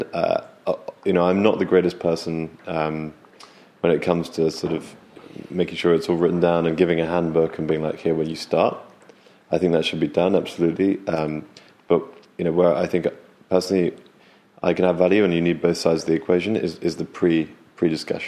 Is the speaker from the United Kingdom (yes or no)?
yes; United Kingdom; also born or lived in California; now in London, United Kingdom; we're British